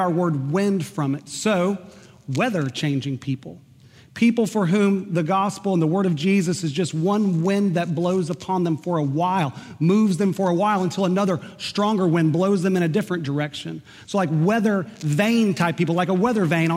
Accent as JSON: {"language": "English", "region": "Oklahoma", "country": "United States", "tie": "born or raised there", "moved": "yes", "said": "I grew up in Oklahoma"}